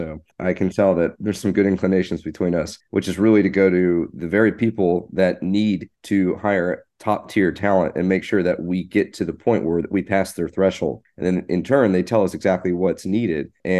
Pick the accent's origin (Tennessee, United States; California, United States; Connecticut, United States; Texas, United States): Texas, United States; Fort Worth; Fort Worth, Texas.